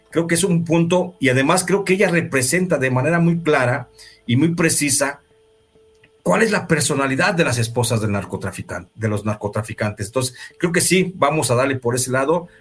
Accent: Mexico

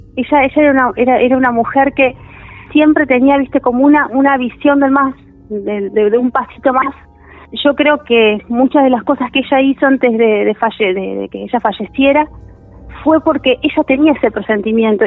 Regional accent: Tigre, Buenos Aires Province, Argentina; vivo en Tigre, toda mi vida viví en Tigre

